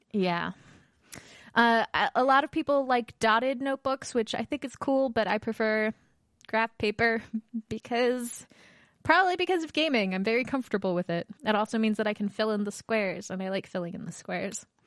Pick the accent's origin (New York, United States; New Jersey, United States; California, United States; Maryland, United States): Maryland, United States; Baltimore; moved away; I am from Baltimore, where Under Armour's from